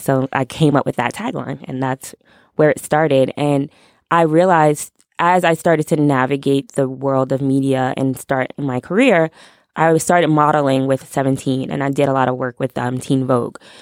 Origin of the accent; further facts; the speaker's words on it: New York, United States; I'm from New York